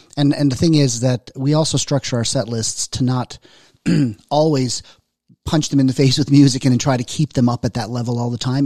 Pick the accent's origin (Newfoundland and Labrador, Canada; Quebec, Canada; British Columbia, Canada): Newfoundland and Labrador, Canada; accent: Newfoundlander; moved away; also born or lived in Southern Alberta; I'm from Newfoundland